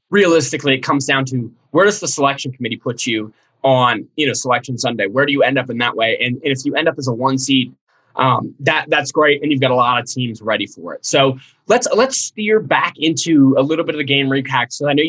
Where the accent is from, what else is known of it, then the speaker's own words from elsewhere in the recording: Cincinnati, Ohio, United States; You know, I grew up in Cincinnati, so it's very hard for me to recognize Xavier.